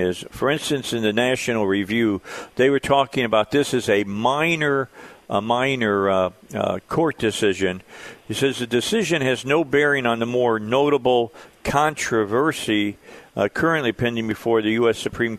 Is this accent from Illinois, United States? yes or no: yes; Illinois, United States; probably because of where I was raised outside of Chicago